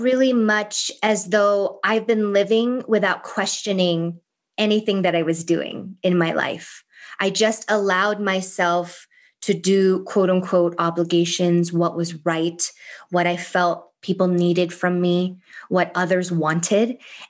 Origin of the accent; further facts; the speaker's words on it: Thailand; English is a second language; like growing up in Thailand, she was like my favorite aunt.